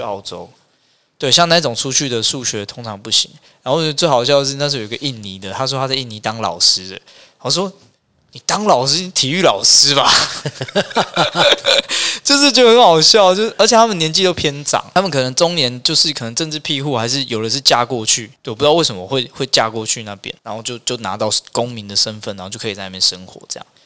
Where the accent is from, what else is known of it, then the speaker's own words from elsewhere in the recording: Taiwan; 我们台湾人讲沙拉